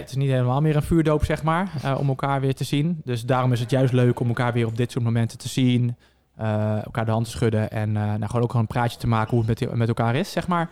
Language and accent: Dutch; Zeewolde, Flevoland, Netherlands; 32 jaar en ik kom uit Zeewolde